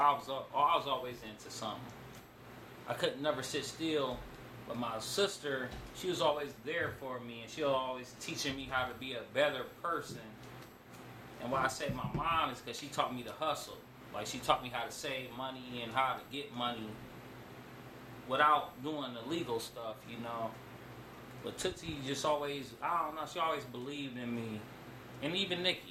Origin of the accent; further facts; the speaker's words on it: Akron, Ohio, United States; also born or lived in Cleveland; I'm from Akron, but I'm back and forth from Cleveland to Akron